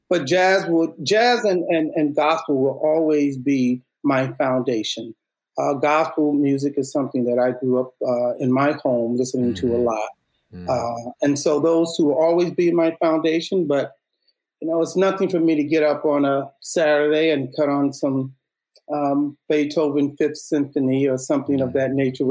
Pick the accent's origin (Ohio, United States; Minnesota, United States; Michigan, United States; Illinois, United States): Illinois, United States; Chicago; Humble background, I'm from Chicago. We had a very thriving arts program within Chicago public schools